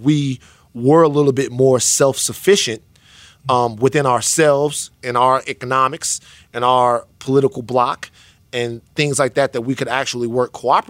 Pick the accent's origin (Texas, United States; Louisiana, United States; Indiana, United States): Louisiana, United States; I'm from the South. I'm from Louisiana.